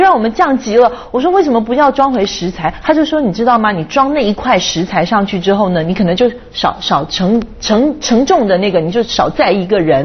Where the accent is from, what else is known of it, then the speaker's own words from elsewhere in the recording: Taiwan; also born or lived in Hong Kong; now in China; 我在台湾长大，在香港住了十二年，搬到内地来住这么长时间